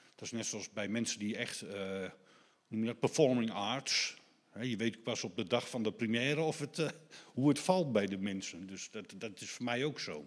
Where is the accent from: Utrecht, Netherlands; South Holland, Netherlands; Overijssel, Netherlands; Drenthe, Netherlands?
Overijssel, Netherlands; Deventer; moved away; ik kom zelf uit Deventer voor oorsprong